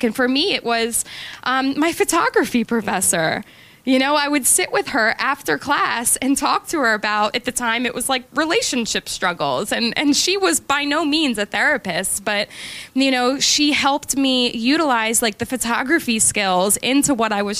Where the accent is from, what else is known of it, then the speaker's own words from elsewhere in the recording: Glen Mills, Pennsylvania, United States; I grew up in Glen Mills